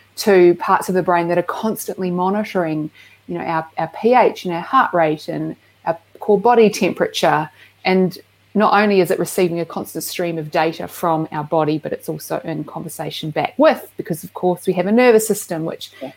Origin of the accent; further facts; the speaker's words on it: Christchurch, Canterbury, New Zealand; also born or lived in Dunedin; where I grew up in Christchurch